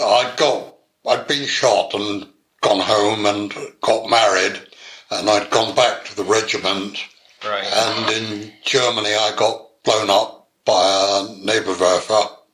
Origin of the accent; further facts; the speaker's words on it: Bury St Edmunds, East of England, United Kingdom; I was born in Suffolk, Bury St Edmunds